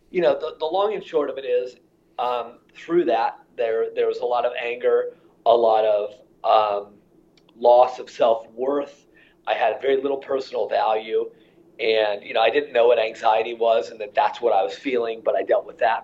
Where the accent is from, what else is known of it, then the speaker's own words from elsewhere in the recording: Iowa, United States; my childhood is really a pretty typical Midwest childhood in terms of, you know, I grew up in Iowa.